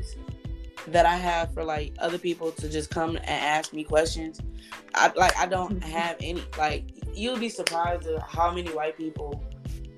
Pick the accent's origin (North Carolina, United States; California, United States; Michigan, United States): Michigan, United States; Detroit; Born and raised in Detroit, Michigan